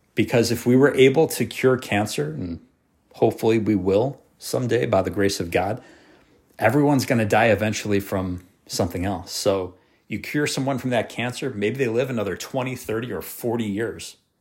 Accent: United States; I'm an American, a proud American

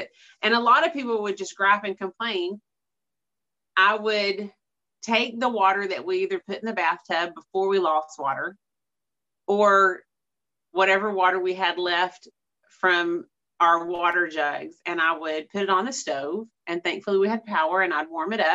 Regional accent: East Texas, United States; I'm from East Texas, and East Texas winters last couple days here and there

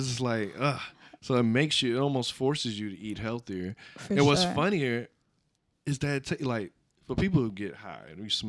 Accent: the South, United States; I'm from the South, so everything was fried, everything was pork.

